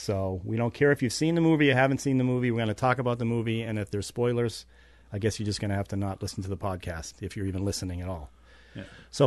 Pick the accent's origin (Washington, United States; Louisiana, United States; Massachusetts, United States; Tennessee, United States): Massachusetts, United States; Stoughton; I grew up with in Stoughton, Massachusetts